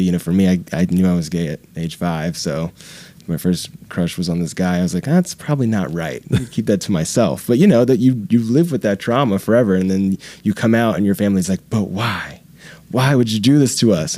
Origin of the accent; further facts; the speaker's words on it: Jacksonville, the South, United States; moved away; I'm from the South as well